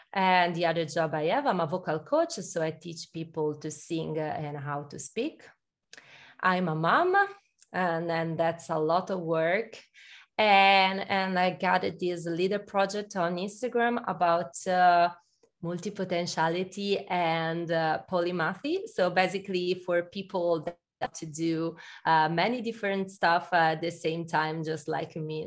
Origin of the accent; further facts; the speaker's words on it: Milan, Lombardy, Italy; I'm Italian, uh, but I'm from Milan.